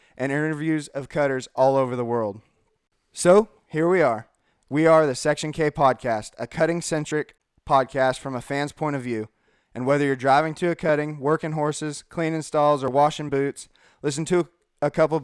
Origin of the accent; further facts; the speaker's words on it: California, United States; now in Lipan, United States; originally from California